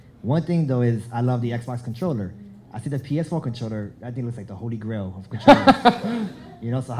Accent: New York City, New York, United States

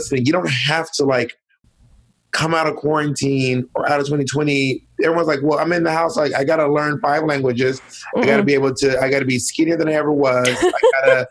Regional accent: Columbus, Georgia, United States; also born or lived in the South; I was born in Columbus, Georgia, and I was raised throughout the South, but mostly Georgia

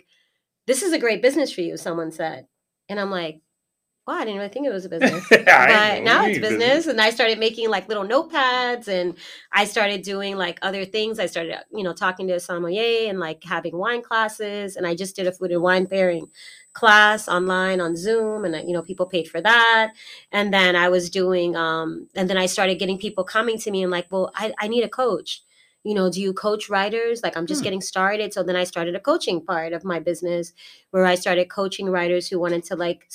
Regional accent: Boston, Massachusetts, United States; moved away as an adult; also born or lived in Baltimore, Maryland; I was born in Massachusetts, Boston, Massachusetts

